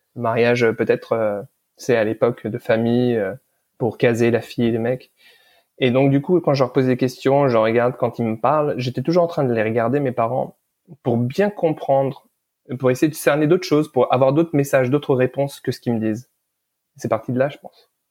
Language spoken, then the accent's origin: French; Lebanon; je suis né au Liban euh, pendant la guerre